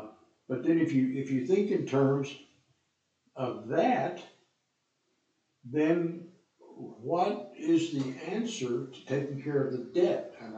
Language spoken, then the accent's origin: English; United States; as an American citizen.